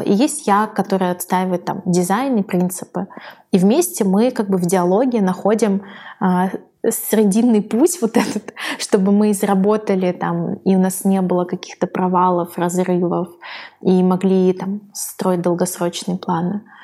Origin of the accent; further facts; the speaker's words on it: a settlement near Saint Petersburg, Leningrad Oblast, Russia; мы выросли в поселке под Питером